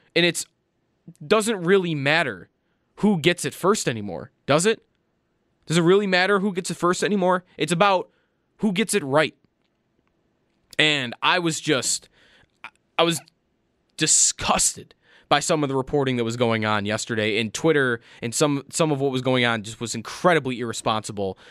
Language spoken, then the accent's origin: English; Buffalo, New York, United States; kid growing up in Buffalo, New York